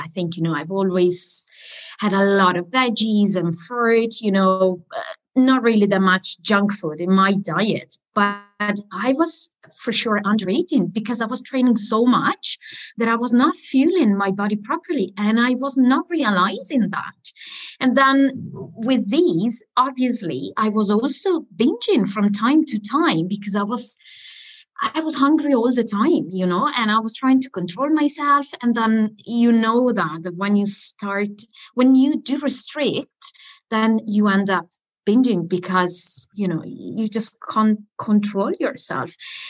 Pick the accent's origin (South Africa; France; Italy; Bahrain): Italy; accent: Italian; English is a second language; now in Spain; especially when I get angry, I think it's when my Italian accent comes out, which is, I think, is quite normal for a foreigner